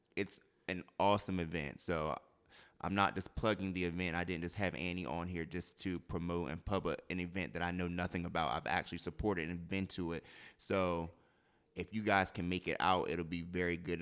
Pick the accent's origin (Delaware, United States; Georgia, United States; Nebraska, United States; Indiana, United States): Delaware, United States; moved away; I'm from Delaware